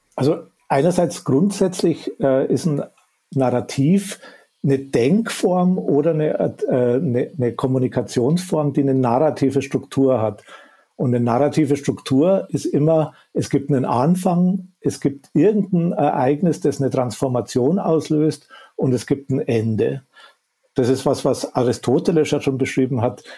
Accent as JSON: {"language": "German", "region": "Upper Bavaria", "country": "Germany", "accent": "Bavarian", "said": "Ich komme aus dem tiefsten Bayern und aus dem Süden äh, Oberbayerns. Äh, ich wohne auch da in, in, im schönen Chiemgau"}